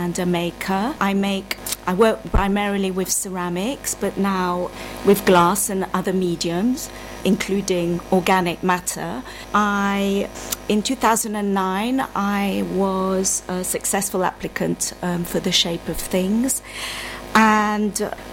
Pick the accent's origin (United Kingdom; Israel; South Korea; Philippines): United Kingdom; London; I grew up in London. I was born in London, Earl's Court.